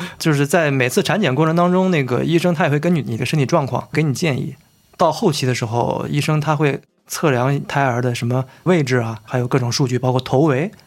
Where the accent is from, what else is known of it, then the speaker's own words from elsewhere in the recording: Lianyungang, Jiangsu, China; moved away; 我们家可能你不知道是一个小城市嗯。江苏连云港